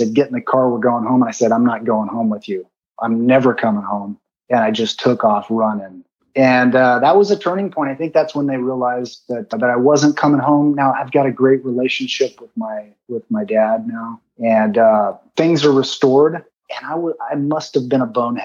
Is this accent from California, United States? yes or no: yes; San Bernardino, California, United States; I grew up in the Mountain View Trailer Park, which is in San Bernardino, California